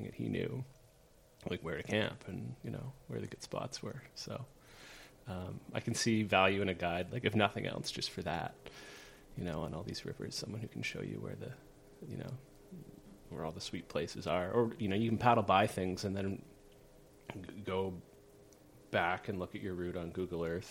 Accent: Canada; also born or lived in New Brunswick / Nova Scotia; I grew up in New Brunswick and Nova Scotia.

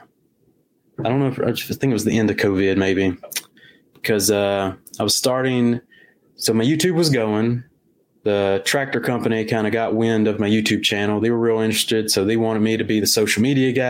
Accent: Campti, Louisiana, United States; also born or lived in Coushatta, Louisiana; I'm from Louisiana, Coushatta, Louisiana, originally from Campy, Louisiana, which is about 20 minutes that way.

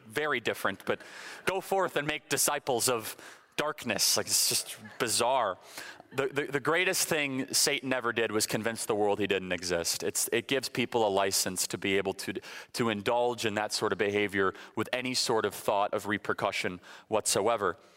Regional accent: Illinois, United States; moved away; I'm originally from Illinois, born and raised.

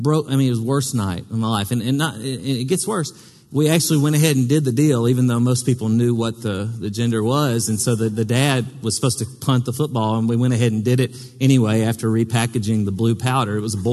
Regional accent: Middle Tennessee, United States; To this day, when people ask me where I'm from, I'll either say the county seat in our home county, or I may even just say Nashville, because I'm from Middle Tennessee

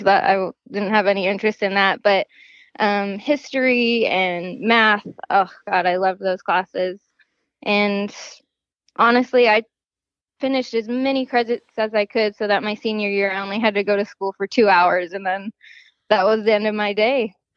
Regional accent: Gilbert, Arizona, United States; I was born in Gilbert, Arizona, and I have never moved anywhere else

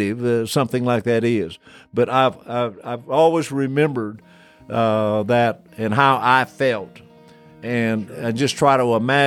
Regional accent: Illinois, United States; moved away as an adult; also born or lived in Texas; growing up in Illinois, I had always gone to integrated schools

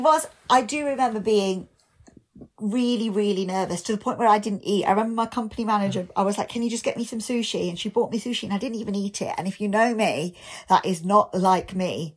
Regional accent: United Kingdom; being British Asian

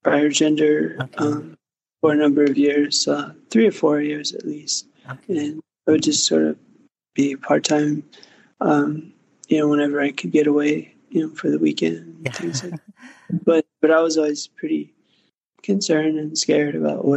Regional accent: Pittsburgh, Pennsylvania, United States; moved away as an adult; also born or lived in Phoenix, Arizona; now in Los Angeles, United States; I grew up in Pittsburgh, Pennsylvania

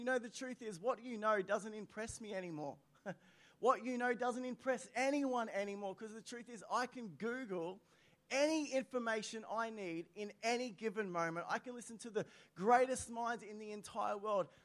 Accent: Australia; I'm an Aussie through and through.

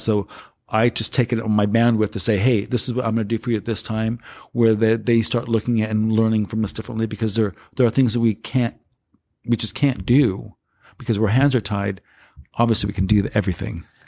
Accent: Los Angeles, California, United States; also born or lived in San Francisco; I come from South Cent-, South Central Los Angeles in a ghetto environment.

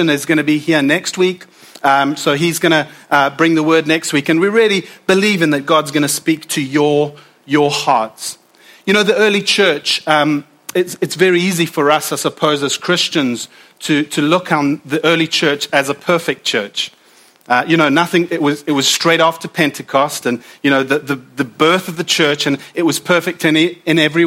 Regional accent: South Africa; now in United Kingdom; as a South African

